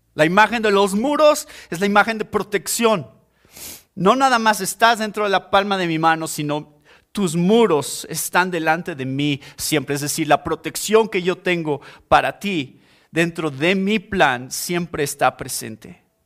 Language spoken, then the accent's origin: Spanish; Mexico; Somos cristianos primero y esa es nuestra identidad primeramente y después somos mexicanos